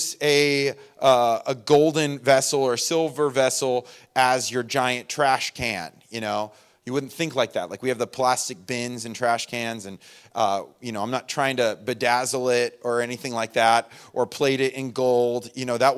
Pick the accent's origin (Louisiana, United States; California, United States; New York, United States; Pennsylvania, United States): California, United States; Inland Empire; moved away; I was from the Inland Empire, and that is a legit thing out there